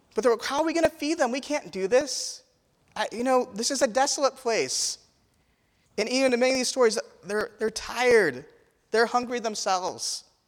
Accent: Indiana, United States; I grew up in Indiana

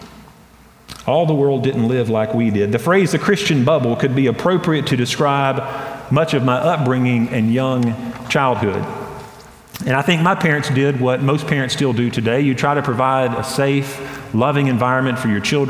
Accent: Hendersonville, North Carolina, United States; growing up in Hendersonville, North Carolina, I went to a private school from kindergarten to sixth grade

